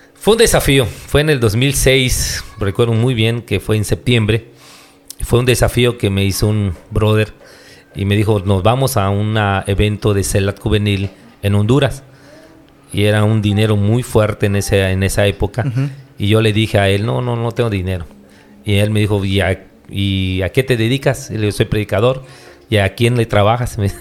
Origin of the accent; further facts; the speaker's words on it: Hool, Campeche, Mexico; yo soy de Ol